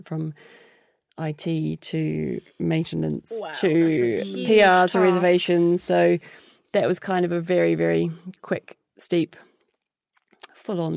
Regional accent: New Zealand; moved away; my background from growing up in New Zealand

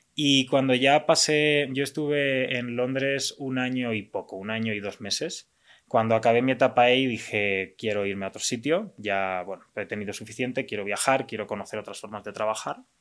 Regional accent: Valencia, Valencian Community, Spain; moved away as an adult; also born or lived in London; now in Mexico; soy diseñador industrial de Valencia, España. Y bueno, llevo ya ocho años en México.

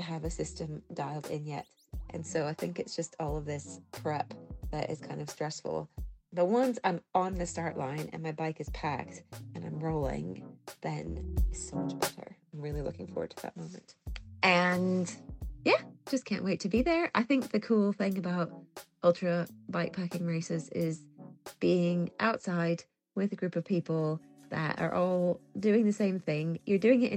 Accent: Indianapolis, Indiana, United States; now in Edinburgh, United Kingdom; I live in Edinburgh, Scotland. I'm originally from the Midwest of the US, from Indianapolis, Indiana

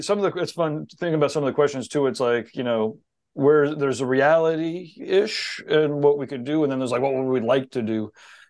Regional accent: New England, United States; I'm from New England

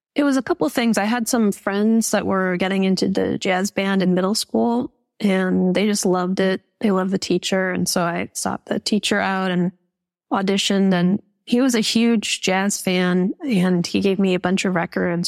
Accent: Calgary, Alberta, Canada; growing up in Calgary, Canada

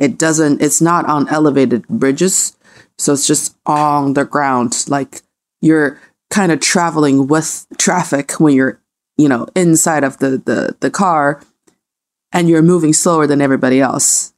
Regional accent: Changchun, Jilin, China; now in Beijing, China; when I was around from eight to thirteen, so before, you know, until early two thousands in my hometown in the Northeast, uh, uh, city of Changchun

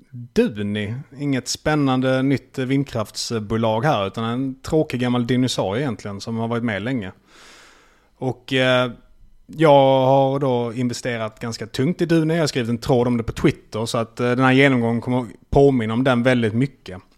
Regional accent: Malmö, Skåne, Sweden; jag är ju från Malmö så det var lätt att märka. jag är ju halvdansk.

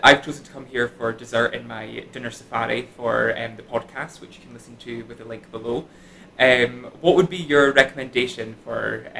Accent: Scotland, United Kingdom; However, we are Scottish and proud as well

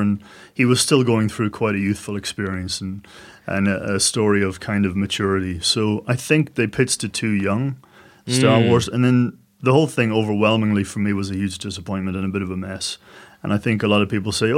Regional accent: Ireland; now in Australia; I'm an Irish man

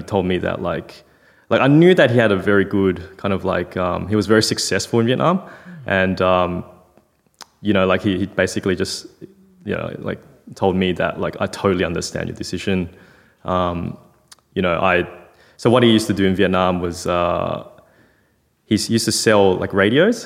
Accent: Melbourne, Victoria, Australia; also born or lived in China; I was born in China, came to Australia. So my dad came back to Melbourne when I was 10 months old. And so we kind of reestablished ourselves in Melbourne.

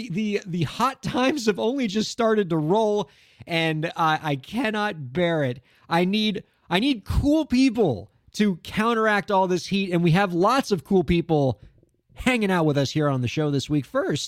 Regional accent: Miami, Florida, United States; It is indeed still a sweltering hellscape in my hometown of Miami, Florida, where we do this show.

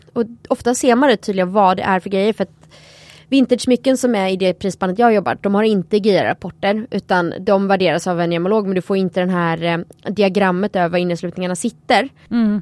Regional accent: Sweden; här hemma i Sverige

